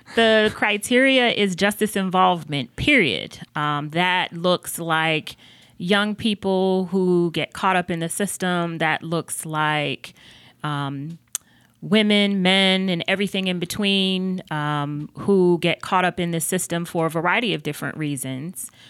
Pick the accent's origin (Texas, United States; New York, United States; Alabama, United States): New York, United States; Buffalo; moved away as an adult; also born or lived in North Carolina; now in Charlotte, United States; I am originally from Buffalo, New York